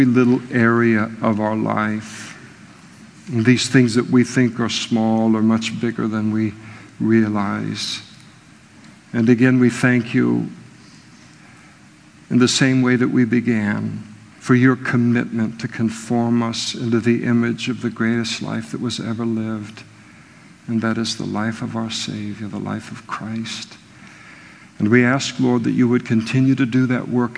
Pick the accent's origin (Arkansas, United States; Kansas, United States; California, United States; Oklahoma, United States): California, United States; Napa; I was raised in Napa, beautiful place